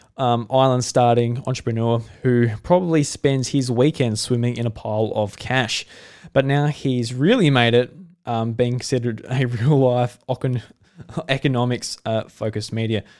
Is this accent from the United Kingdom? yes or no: no; Australia; I'm Australian